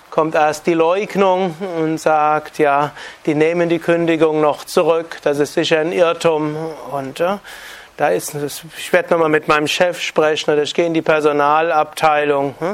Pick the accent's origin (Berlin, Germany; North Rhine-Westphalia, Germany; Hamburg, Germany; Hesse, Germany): North Rhine-Westphalia, Germany; da, wo ich herkomme, jetzt in Nordrhein-Westfalen, Ruhrgebiet 20 Prozent Arbeitslosigkeit in großen Teilen